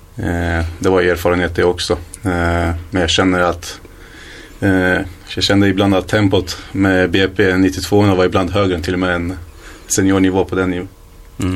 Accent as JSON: {"language": "Swedish", "town": "Hallstahammar", "region": "Västmanland", "country": "Sweden", "tie": "born or raised there", "also_born_or_lived": "Iraq / Iran"}